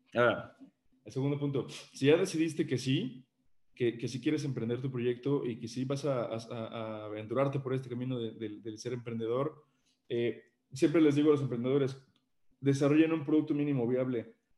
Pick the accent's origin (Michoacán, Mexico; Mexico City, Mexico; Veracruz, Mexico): Mexico City, Mexico; moved away as an adult; now in Puebla, Mexico; yo soy originario de la Ciudad de México, me vine a vivir para acá, para Puebla, por razones familiares